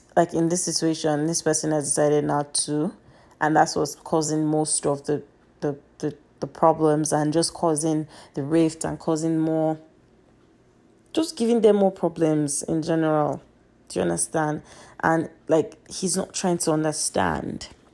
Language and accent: English; Nigeria; now in United States; I'm Nigerian, but I live in America